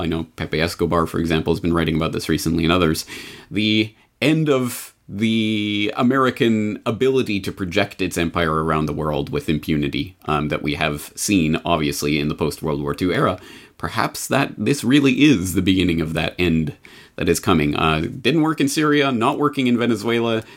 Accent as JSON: {"language": "English", "country": "Canada", "said": "I'm Canadian"}